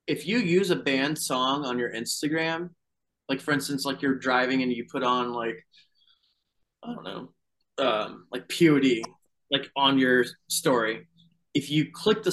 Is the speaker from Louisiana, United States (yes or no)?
no; Fayetteville, North Carolina, United States; we grew up in Fayetteville, North Carolina